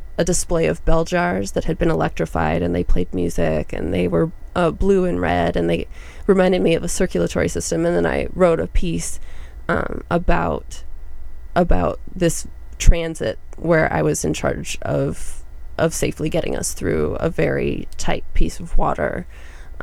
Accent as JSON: {"language": "English", "region": "North Dakota", "country": "United States", "tie": "born or raised there", "moved": "as an adult", "said": "I grew up in North Dakota"}